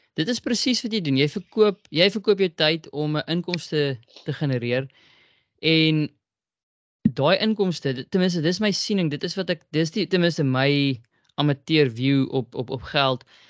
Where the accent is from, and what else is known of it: South Africa